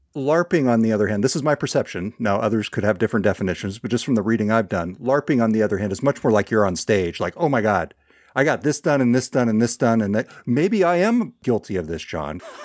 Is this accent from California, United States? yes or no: yes; Northern California, United States; moved away; my hometown in Northern California, where I've been spending a little more time with my parents